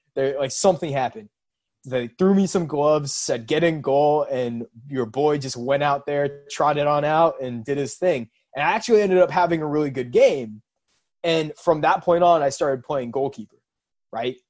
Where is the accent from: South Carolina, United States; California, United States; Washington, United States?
Washington, United States; Seattle; for us growing up in Seattle